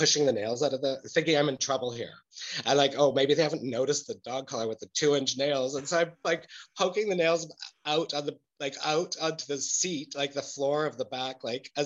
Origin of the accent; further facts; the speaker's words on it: Edmonton, Alberta, Canada; also born or lived in Germany; now in Berlin, Germany; growing up in Edmonton in those times